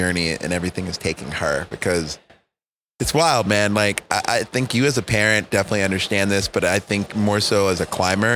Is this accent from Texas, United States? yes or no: yes; Texas, United States; where are you from? I'm like, Texas